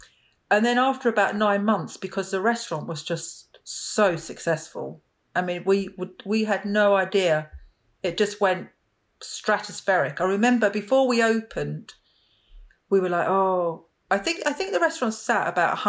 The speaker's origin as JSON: {"language": "English", "town": "Romford", "region": "London", "country": "United Kingdom", "tie": "born or raised there", "said": "I was born in East London, and when I was about 2 or 3, my parents moved to the leafy suburbs of Romford in Essex."}